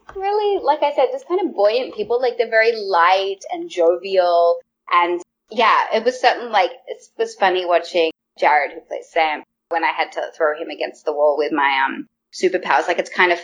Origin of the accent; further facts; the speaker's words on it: Australia; now in Vancouver, Canada; I'm Australian